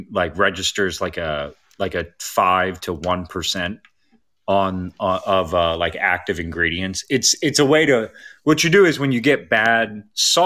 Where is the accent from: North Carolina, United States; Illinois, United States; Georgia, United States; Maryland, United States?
Maryland, United States; Baltimore; I grew up in Baltimore